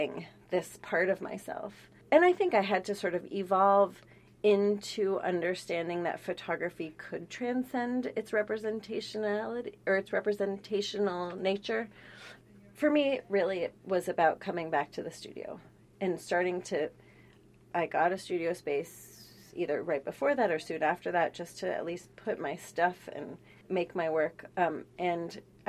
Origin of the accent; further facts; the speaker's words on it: San Francisco, California, United States; I grew up in San Francisco